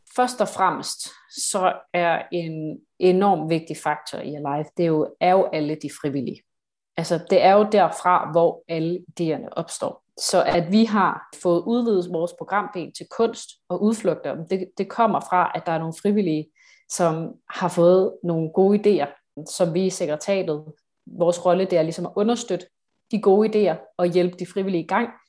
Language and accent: Danish; Odense, Southern Denmark, Denmark; Jeg er fra Odense